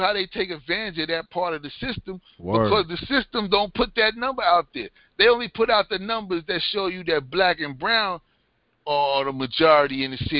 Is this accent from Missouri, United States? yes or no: no; New York City, New York, United States; growing up in Brooklyn.